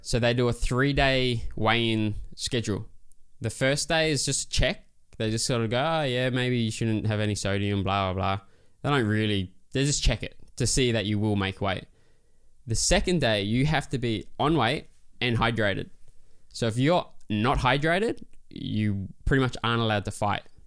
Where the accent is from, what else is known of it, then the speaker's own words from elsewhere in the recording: Christmas Island; It was loose growing up there